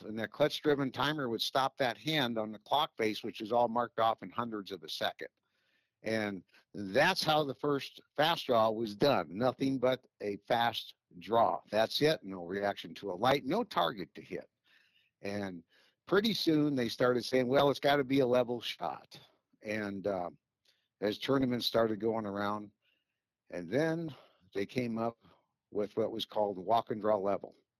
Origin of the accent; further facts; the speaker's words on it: Chicago, Illinois, United States; moved away; I'm originally from Chicago